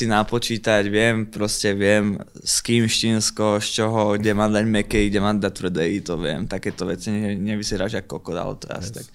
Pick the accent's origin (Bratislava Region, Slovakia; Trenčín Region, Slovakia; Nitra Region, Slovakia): Nitra Region, Slovakia; Topoľčany; moved away; also born or lived in Partizánske; v Topolčanom som vyrastal okay. a tak, tak tretinovo v Partizánskom. Okay, Tam býval tátko lebo naši sa rozviedli, keď som mal asi 6